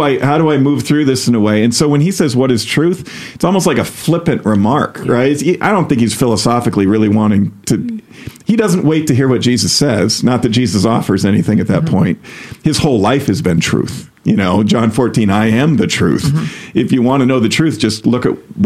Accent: United States; being an American

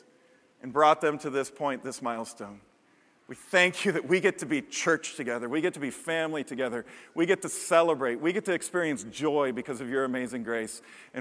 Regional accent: Chicago, Illinois, United States; my church growing up in Chicago.

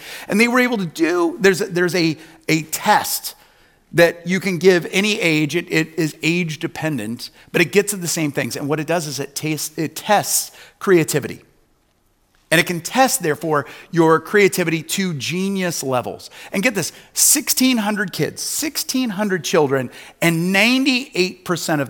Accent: Newton, Iowa, United States; the town I grew up in Newton, Iowa, just 30 miles or so away

